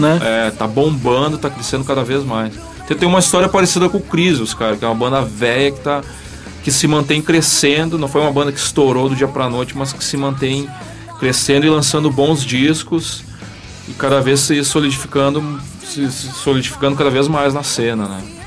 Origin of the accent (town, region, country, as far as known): Ijuí, Rio Grande do Sul, Brazil; born or raised there; also born or lived in Porto Alegre, Brazil; now in São Paulo, Brazil